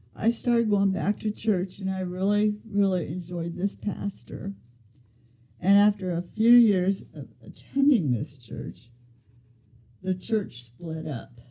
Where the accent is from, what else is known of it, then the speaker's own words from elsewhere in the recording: Van Wert, Ohio, United States; I was born in Van Wert, Ohio.